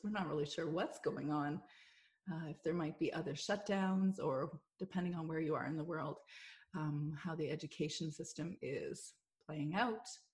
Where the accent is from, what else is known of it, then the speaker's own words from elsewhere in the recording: Canada; we're Canadian